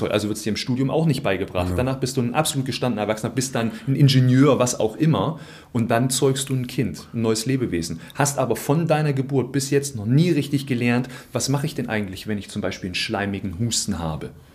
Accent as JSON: {"language": "German", "region": "Thuringia", "country": "Germany", "moved": "yes", "said": "ich komme ursprünglich aus Thüringen"}